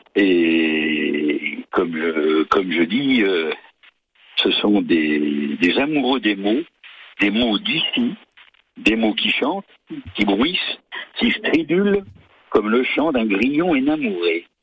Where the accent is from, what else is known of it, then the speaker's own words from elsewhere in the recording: Llupia, Occitania, France; nous sommes de Lupia, de la région de Tuir